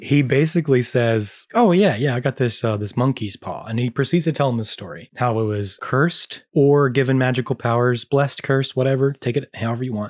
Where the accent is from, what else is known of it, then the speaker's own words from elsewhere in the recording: American South, United States; we're from the American South